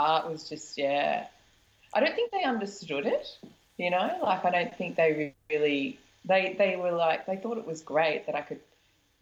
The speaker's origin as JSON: {"language": "English", "town": "Melbourne", "region": "Victoria", "country": "Australia", "said": "I'm from Melbourne"}